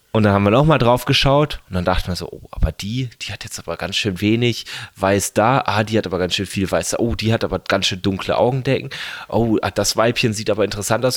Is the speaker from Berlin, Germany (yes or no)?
no; home district near Freiburg, Baden-Württemberg, Germany; also born or lived in Lake Constance / Tübingen; hier in meinem Heimat, ähm, Landkreis und Freiburg